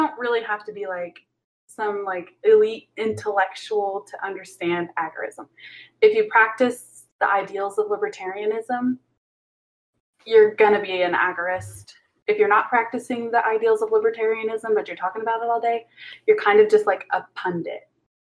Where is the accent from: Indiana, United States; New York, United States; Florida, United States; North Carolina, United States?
Indiana, United States; I'm not from Ohio.